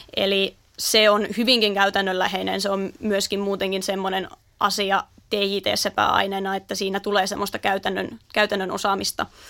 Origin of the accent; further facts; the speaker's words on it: Naantali, Southwest Finland, Finland; alun perin tuosta Naantalista aivan Turun vierestä